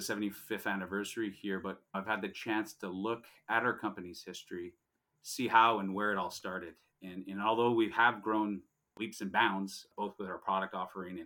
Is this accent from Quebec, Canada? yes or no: yes; Montreal, Quebec, Canada; born and raised in Montreal, Quebec